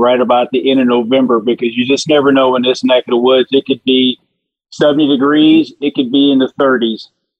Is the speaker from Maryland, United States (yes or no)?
no; St. Louis, Missouri, United States; I'm from St. Louis, Missouri